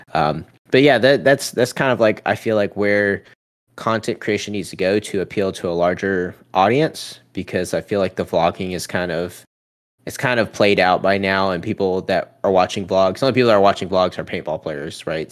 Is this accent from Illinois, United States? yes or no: no; Charleston, South Carolina, United States; my hometown in Charleston